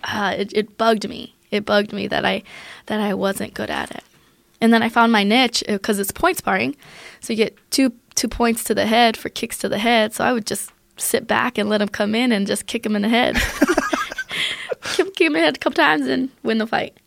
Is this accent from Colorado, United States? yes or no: yes; Aurora, Colorado, United States; also born or lived in Germany; I grew up in Aurora, Colorado